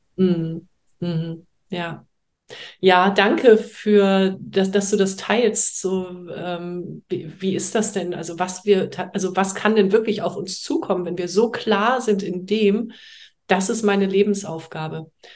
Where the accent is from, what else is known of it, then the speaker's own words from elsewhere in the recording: Heidelberg, Baden-Württemberg, Germany; moved away as an adult; also born or lived in Hamburg; now in France; ursprünglich komme ich aus Heidelberg